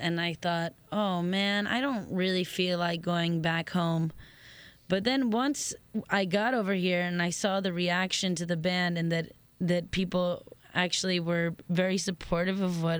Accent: Miami, Florida, United States; moved away as an adult; also born or lived in New Orleans / Madrid / Italy; I'm from Miami, born and raised, and lived in New Orleans for a little while, and then I went to Madrid to live

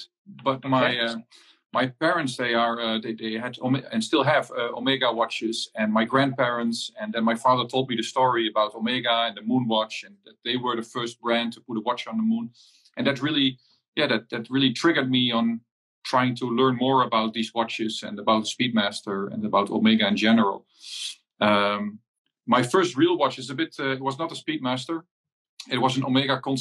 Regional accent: Netherlands; I'm from the Netherlands, and I'm dialing in from home

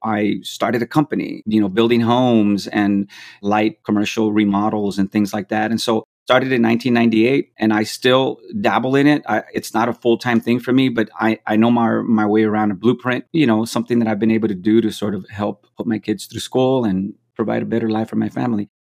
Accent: McAllen, Texas, United States; moved away as an adult; also born or lived in Florida; I was born and raised in McAllen, Texas

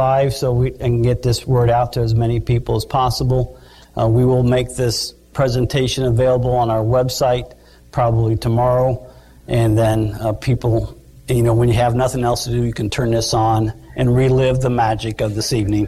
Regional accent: Batesville, Indiana, United States; I was a youngster growing up in Batesville 100 years ago

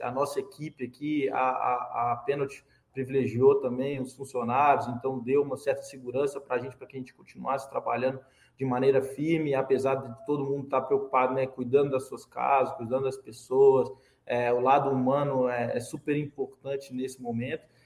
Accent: Belo Horizonte, Minas Gerais, Brazil; Eu sou de Belo Horizonte, morava na época em Belo Horizonte

